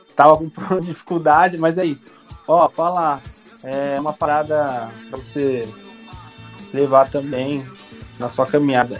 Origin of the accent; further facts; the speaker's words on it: São Paulo, Brazil; now in Rio de Janeiro, Brazil; Sou de São Paulo, mas estou aqui